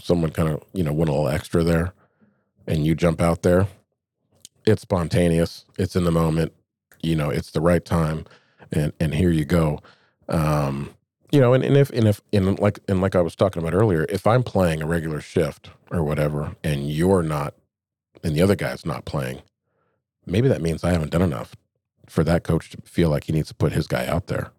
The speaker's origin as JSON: {"language": "English", "town": "Anchorage", "region": "Alaska", "country": "United States", "tie": "born or raised there", "said": "I grew up here in Anchorage"}